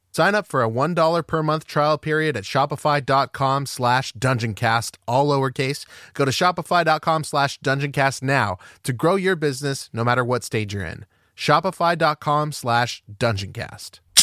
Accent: Pomona, California, United States; I was born in Pomona

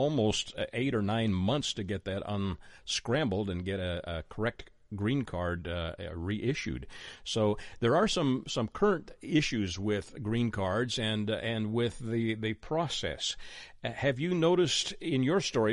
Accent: Canada; now in United States; was born in Canada

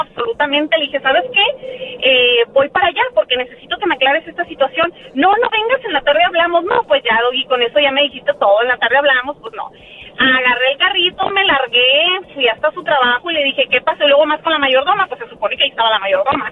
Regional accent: Mexicali, Baja California, Mexico; ¿de dónde soy? ah, Mexicali

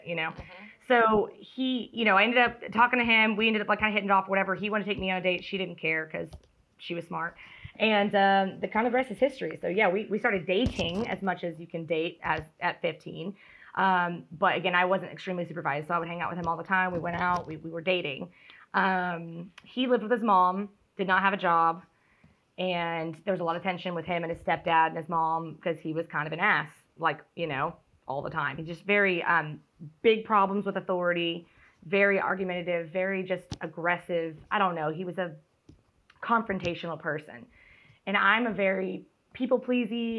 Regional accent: Dacula, Georgia, United States; I'm from Dacula, Georgia.

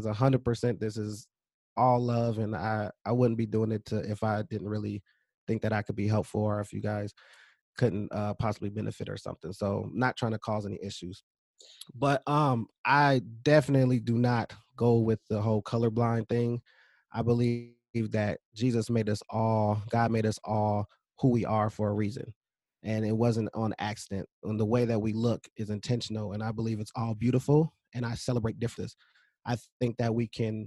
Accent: California, United States; now in Minnesota, United States; I was raised in California

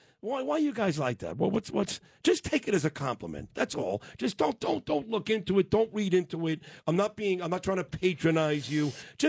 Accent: New York City, New York, United States; accent: Brooklyn; That's my Brooklyn accent.

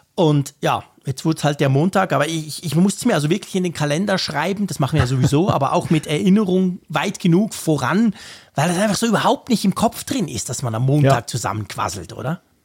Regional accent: Switzerland; ich ja als Schweizer

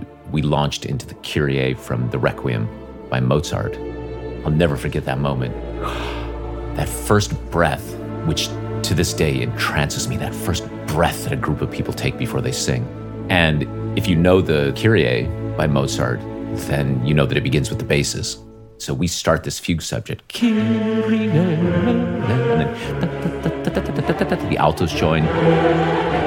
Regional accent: Northern Nevada, United States; also born or lived in Las Vegas, Nevada; I grew up in Northern Nevada, and I really had no musical training.

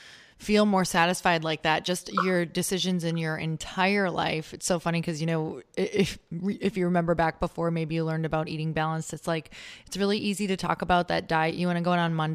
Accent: Midwest, United States; because I grew up in the Midwest.

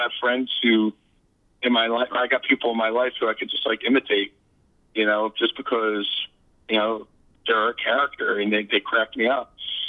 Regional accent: Philadelphia, Pennsylvania, United States; I was born in Philadelphia, partially raised in Philadelphia.

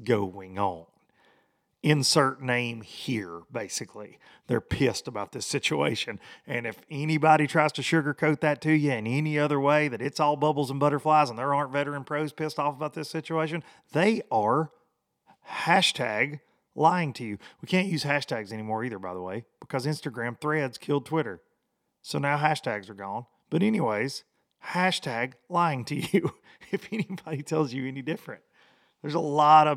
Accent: Tennessee, United States; here in my hometown of Aylburg, Tennessee.

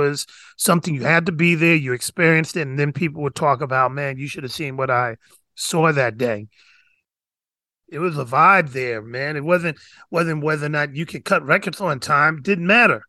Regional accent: New York, United States; now in San Francisco Bay Area, United States; I was from New York

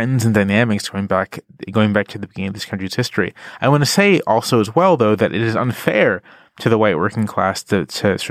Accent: Virginia Beach, Virginia, United States; I'm from Virginia Beach, Virginia. I'm from sort of a exurban, suburban area. I went to predominantly white public schools

